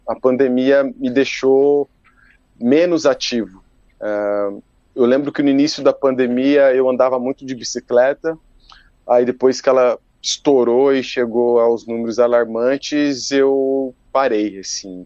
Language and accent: Portuguese; São Paulo, Brazil; Eu sou de São Paulo